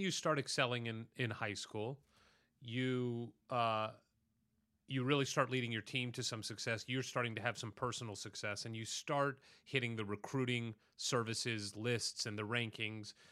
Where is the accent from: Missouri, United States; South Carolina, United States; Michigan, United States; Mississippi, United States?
Missouri, United States; St. Louis; now in Los Angeles, United States; I am from Saint Louis, Missouri